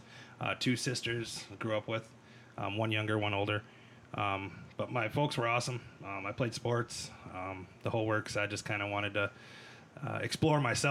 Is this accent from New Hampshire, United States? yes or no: no; Cottage Grove, Minnesota, United States; also born or lived in St. Paul, Minnesota / Mankato, Minnesota; I was born in St. Paul, Minnesota. I grew up in Cottage Grove, right here in the heartland